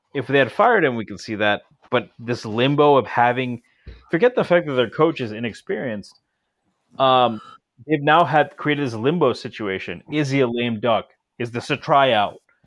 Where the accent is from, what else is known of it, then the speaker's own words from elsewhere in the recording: Connecticut, United States; I grew up in Connecticut